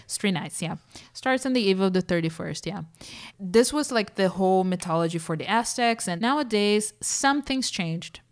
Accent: Brazil; moved away; Growing up in Brazil

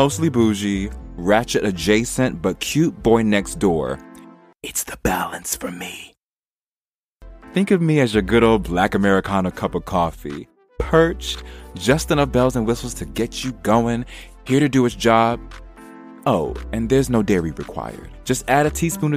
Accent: New York City, New York, United States; moved away as an adult; also born or lived in New Jersey; now in London, United Kingdom; I'm from the US of A, specifically from New York City, baby, Queens in the house

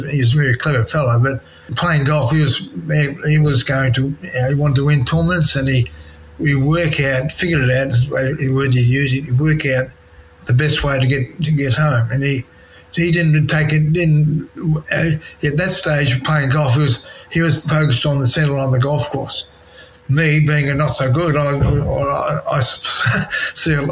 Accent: Leongatha, Victoria, Australia; when I was a kid, growing up in Leongatha, 9 years old

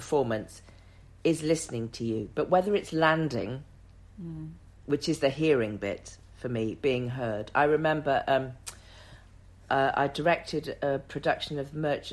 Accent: the Cotswolds, South West England, United Kingdom; I'm a young black girl growing up in the Cotswolds in the 70s

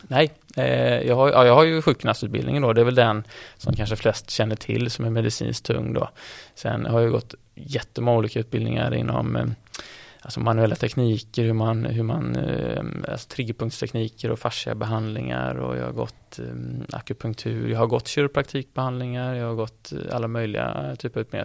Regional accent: Gothenburg, Västra Götaland, Sweden; jag är från Göteborg

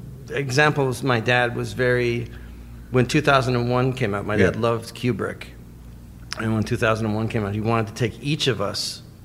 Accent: Toronto, Ontario, Canada; moved away as an adult; now in United States; I was born in Toronto, yeah. They huh. moved in 56. I was born in 63.

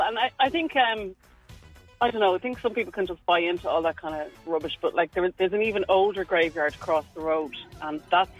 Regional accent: Lucan, Leinster, Ireland; I grew up in Lucan.

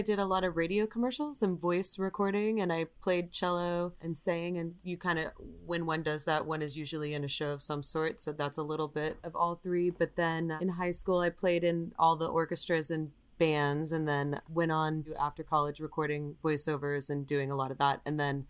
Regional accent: Visalia, California, United States; It was near Fresno, a little town called Visalia. It's an agricultural community.

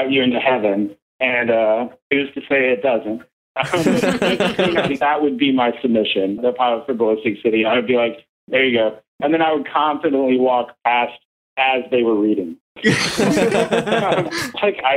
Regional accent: Los Angeles, California, United States; my hometown paper

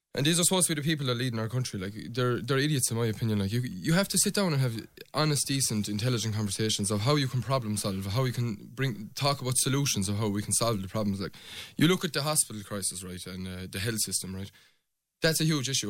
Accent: Pallasgreen, Munster, Ireland; I'm from Palace Green. My mother's from Tornafulla, so there's good old blood inside me

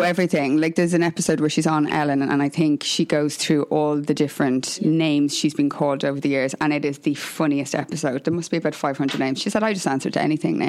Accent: Ireland; I'm Irish

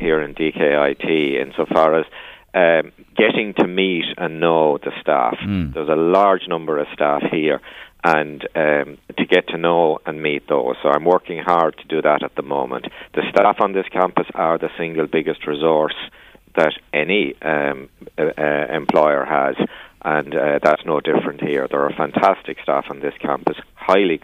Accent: Waterford, Munster, Ireland; also born or lived in Limerick; now in Meath, Ireland; But I was actually born in Limerick and reared in Waterford, so I'd be down south.

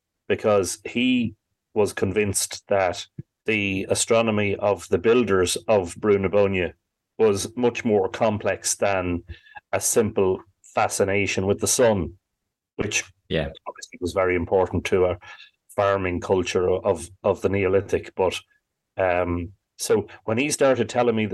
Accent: Drogheda, County Louth, Ireland; growing up in Drogheda during the 80s

